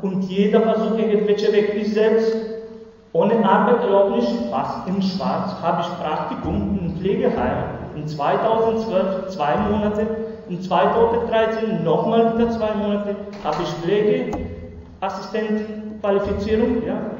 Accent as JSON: {"language": "German", "country": "Kosovo", "tie": "born or raised there", "second_language": "German", "moved": "as an adult", "lives_now": "Freiburg, Germany", "said": "Normalerweise, ich bin in Kosovo geboren."}